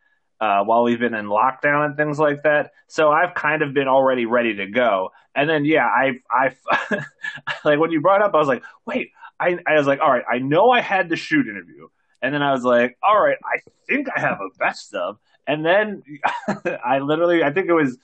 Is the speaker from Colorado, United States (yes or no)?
no; New York, United States; us being from New York